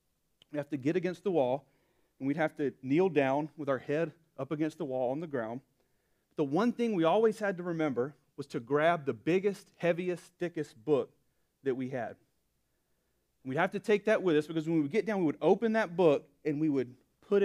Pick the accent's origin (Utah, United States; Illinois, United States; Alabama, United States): Alabama, United States; Born and raised, lived just about my whole life in Alabama